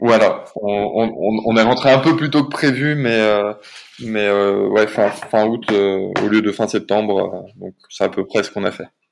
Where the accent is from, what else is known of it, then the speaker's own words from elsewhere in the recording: near Saint-Étienne, Auvergne-Rhône-Alpes, France; moved away; also born or lived in Paris / Rio de Janeiro; on est originaire tous les deux de Rhône-Alpes, elle de Grenoble et moi de près de Saint-Étienne.